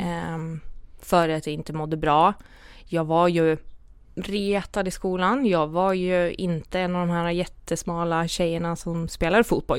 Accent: Dalarna County, Sweden; jag kommer ju från Dalarna

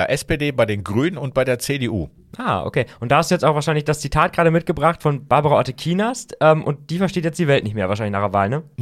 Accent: Bremen, Germany; Ich bin ja als Bremer bei der Niedersachsenwahl leider immer nur ein Zaun gehabt das.

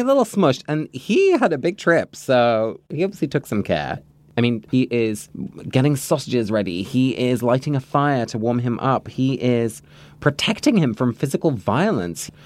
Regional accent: England, United Kingdom; moved away; I grew up in England

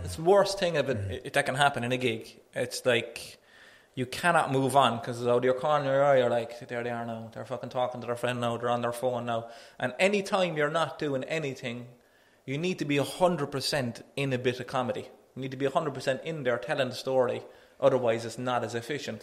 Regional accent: Cork, Munster, Ireland; I'm a comedian from Knocknaheeny

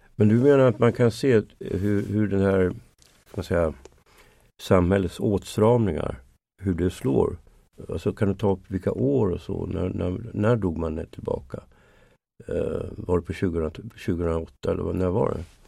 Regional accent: Sweden; som svensk

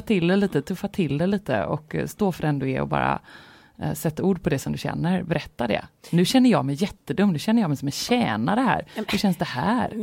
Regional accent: Gothenburg, Västra Götaland, Sweden; jag känner mig väldigt mycket som en göteborgare

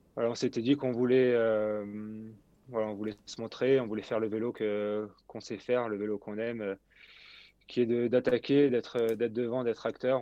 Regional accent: Brittany, France; chez moi en Bretagne

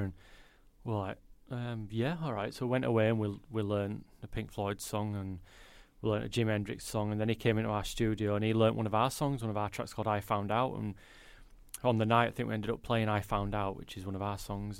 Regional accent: Leeds, Yorkshire and the Humber, United Kingdom; born and bred in Leeds

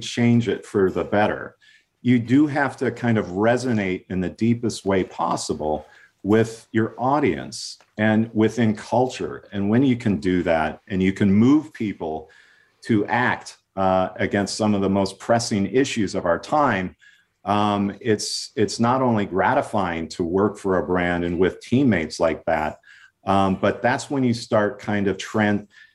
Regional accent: Minnesota, United States; moved away as an adult; also born or lived in Oregon; I was from Minnesota, far away from

